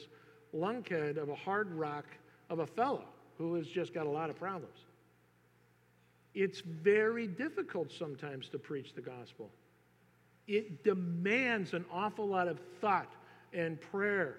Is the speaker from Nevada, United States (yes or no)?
no; Northern California, United States; I'm from Northern California